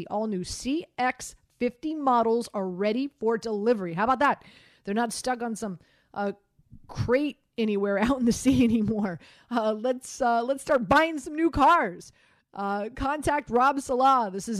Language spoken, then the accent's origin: English; Miami, Florida, United States; I've known him forever. My time down there. I'm from Miami.